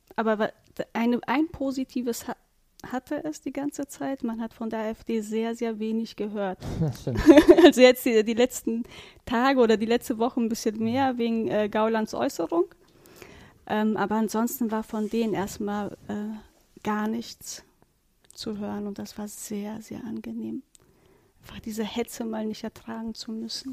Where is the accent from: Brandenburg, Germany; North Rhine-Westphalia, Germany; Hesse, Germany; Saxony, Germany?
North Rhine-Westphalia, Germany; Warburg; bei uns in Warburg